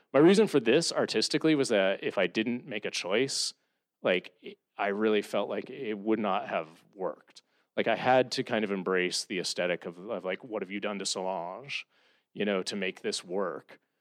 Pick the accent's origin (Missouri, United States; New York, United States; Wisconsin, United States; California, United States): Missouri, United States; Columbia; moved away; growing up in Columbia, Missouri